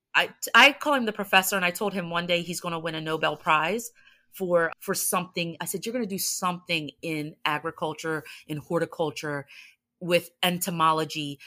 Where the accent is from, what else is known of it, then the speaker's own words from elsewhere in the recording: New Jersey, United States; we're from Jersey